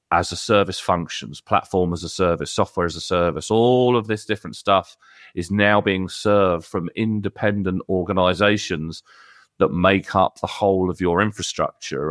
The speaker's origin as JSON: {"language": "English", "country": "United Kingdom", "said": "I'm British"}